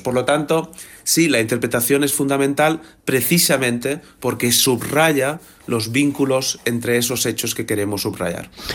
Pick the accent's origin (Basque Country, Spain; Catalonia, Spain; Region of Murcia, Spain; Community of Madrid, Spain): Catalonia, Spain; Barcelona; nací en 1980 en Barcelona